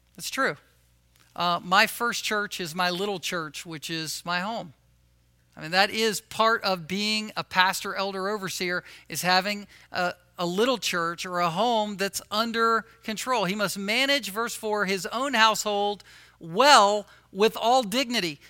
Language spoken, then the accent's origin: English; Virginia Beach, Virginia, United States; moved away; where I grew up in Virginia, Virginia Beach